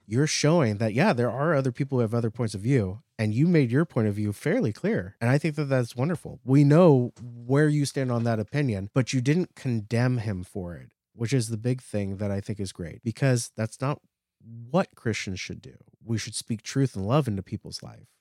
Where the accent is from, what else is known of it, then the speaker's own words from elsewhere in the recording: near San Francisco, California, United States; also born or lived in Napa Valley; We grew up near San Francisco.